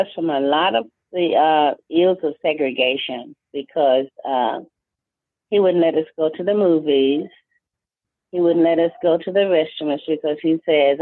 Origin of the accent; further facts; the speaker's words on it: Albany, Georgia, United States; I was born right here in Albany, Georgia, on November 27, 1940. I finished school right here in Albany, Georgia.